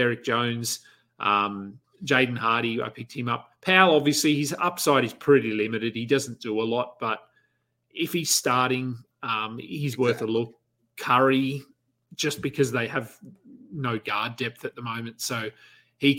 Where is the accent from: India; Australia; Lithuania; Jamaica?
Australia; being Australian